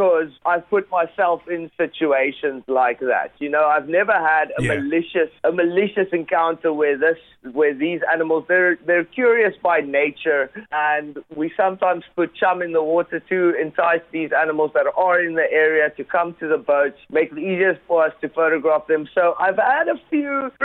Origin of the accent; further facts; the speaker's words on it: Gansbaai, Western Cape, South Africa; my hometown, which is Gansbaai, and it's actually the capital of great white sharks in the world. It's about 2 hours away from Cape Town. In South Africa.